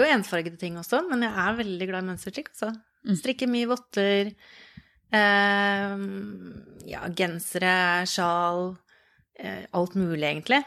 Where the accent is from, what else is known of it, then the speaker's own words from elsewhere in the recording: Oslo, Norway; moved away as an adult; now in Østfold, Norway; jeg har bodd i Oslo hele livet og flytta til Østfold for ikke så lenge siden